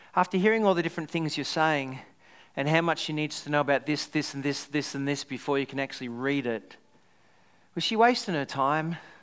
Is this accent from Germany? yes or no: no; Australia; also born or lived in Scotland; I was someone who was Australian going to Scotland, really deep down I'm Scottish.